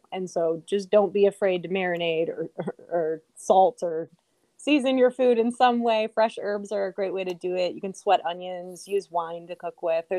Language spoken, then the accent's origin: English; Midwest, United States; I grew up in the Midwest